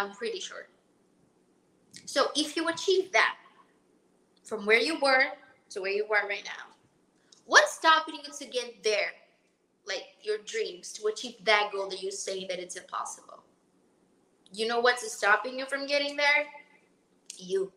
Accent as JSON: {"language": "English", "country": "Brazil", "moved": "as an adult", "lives_now": "Miami, United States", "said": "I'm from Brazil. From a town, a small town called Palatina."}